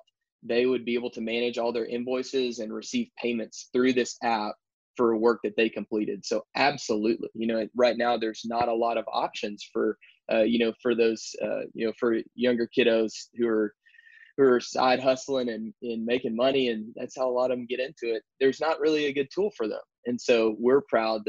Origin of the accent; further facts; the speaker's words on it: Texas, United States; moved away as an adult; now in Baton Rouge, United States; I'm originally from Texas